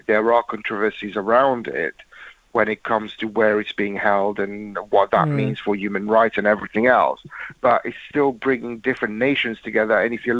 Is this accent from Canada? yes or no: no; England, United Kingdom; Win or lose, I'm English.